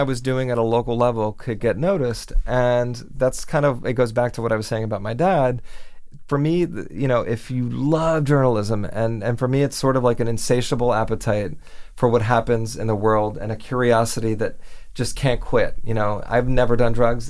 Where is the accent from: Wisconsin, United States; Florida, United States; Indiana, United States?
Florida, United States; Miami; moved away as an adult; now in New York, United States; growing up in Miami